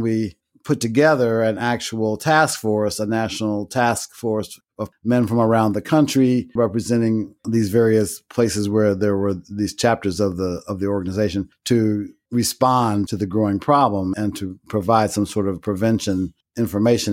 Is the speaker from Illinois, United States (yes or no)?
yes; Chicago, Illinois, United States; I was born and raised in Chicago on the South Side, an area known as Bronzeville